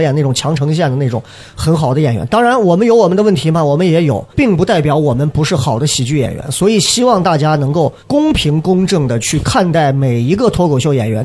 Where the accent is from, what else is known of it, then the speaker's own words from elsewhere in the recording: Xi'an, Shaanxi, China; 在陕西这个地方，我们陕西人一说陕西什么叫大秦正神，我们陕西人说话就是那种炸虐，嘿，就是那种，不管陕北话还是哪儿